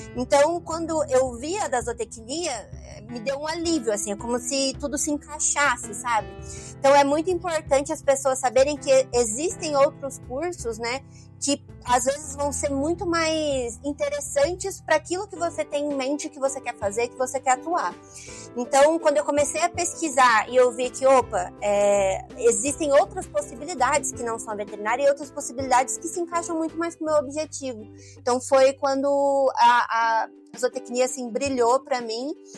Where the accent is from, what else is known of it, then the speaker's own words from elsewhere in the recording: Campo Grande, Mato Grosso do Sul, Brazil; also born or lived in Aquidauana; da capital, que é de onde eu sou é, Campo Grande